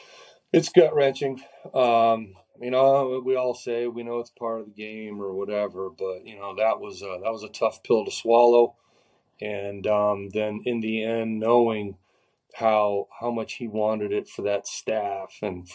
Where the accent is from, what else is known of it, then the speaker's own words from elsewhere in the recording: Florida, United States; So I'm from Florida, so we'll get to see a lot of family and stuff